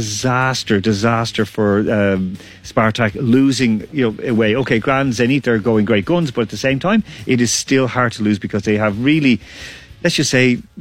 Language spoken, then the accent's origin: English; Ireland; born or raised there